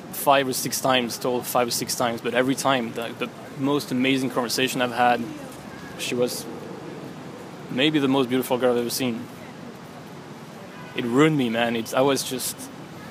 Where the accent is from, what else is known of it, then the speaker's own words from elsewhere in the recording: Montpellier, Occitania, France; moved away as an adult; now in New York, United States; I'm from Montpellier, France.